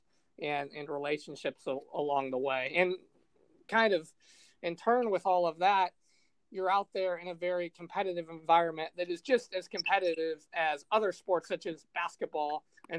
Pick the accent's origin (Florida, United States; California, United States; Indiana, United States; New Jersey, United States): Indiana, United States; Fort Wayne; I'm from Fort Wayne, Indiana